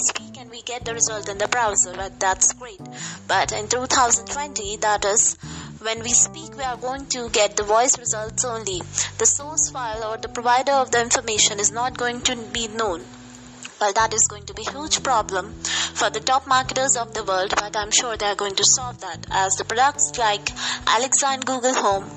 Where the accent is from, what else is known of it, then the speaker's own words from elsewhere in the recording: India; from India